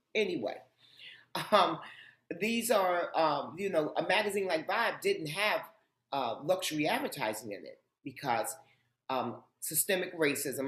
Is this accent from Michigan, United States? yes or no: no; New York City, New York, United States; I grew up in Harlem, and contrary to popular belief, growing up in Harlem was not uh, a scary um, and uh, a hardship for me. Um, it was home